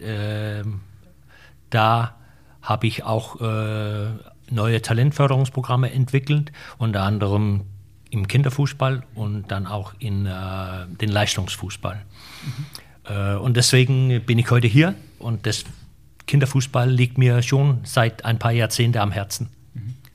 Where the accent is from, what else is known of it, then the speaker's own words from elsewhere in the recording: Denmark; wir mittlerweile auch in Dänemark